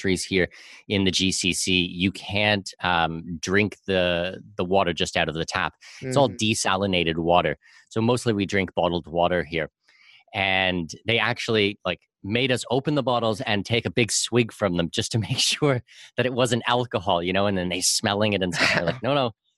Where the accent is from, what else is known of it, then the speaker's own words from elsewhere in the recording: southwestern Ontario, Canada; I'm from southwestern Ontario